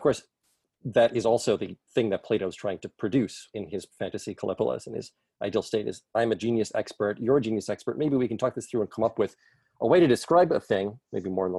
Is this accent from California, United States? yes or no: no; New York City, New York, United States; I grew up in the Bronx